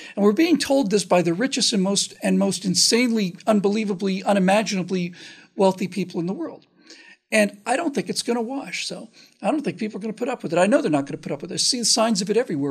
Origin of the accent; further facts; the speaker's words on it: United States; especially as an American